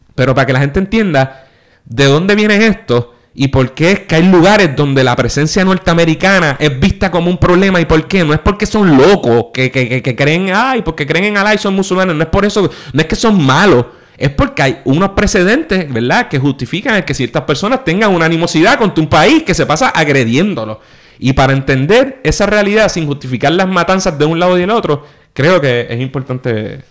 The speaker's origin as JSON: {"language": "Spanish", "country": "Puerto Rico", "said": "nosotros pues una vez tomas un avión y sales de Puerto Rico, para todos los efectos te tratan como americano"}